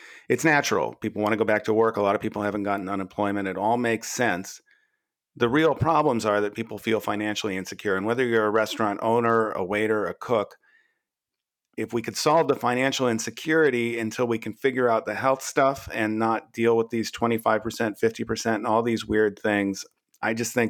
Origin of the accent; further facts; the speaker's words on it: Los Angeles, California, United States; Pacific Palisades, which is where I went to high school